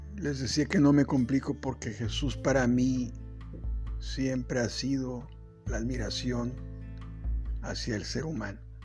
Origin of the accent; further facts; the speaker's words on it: Acapulco, Guerrero, Mexico; Soy originario de Acapulco